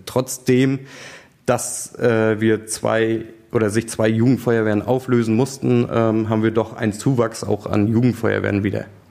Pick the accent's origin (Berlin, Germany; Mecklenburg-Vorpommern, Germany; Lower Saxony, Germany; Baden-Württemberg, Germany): Mecklenburg-Vorpommern, Germany; Goldenstädt; ich komme eigentlich aus einem Ort mit knapp 600 Einwohnern, ein paar Orte weiter von hier. Das ist die Feuerwehr Goldenstedt oder der Ort Goldenstedt